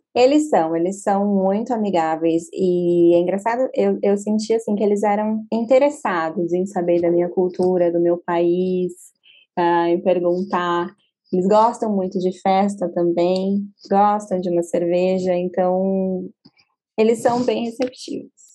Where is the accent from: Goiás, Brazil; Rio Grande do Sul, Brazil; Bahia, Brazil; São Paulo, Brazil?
São Paulo, Brazil; moved away as an adult; also born or lived in Sydney, Australia; lembra minha cidade natal, lembra São Paulo